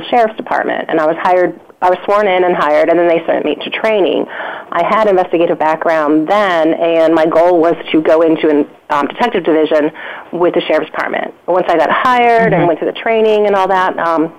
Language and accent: English; Chicago, Illinois, United States; now in North Carolina, United States; I'm actually from Chicago and grew up there and moved to North Carolina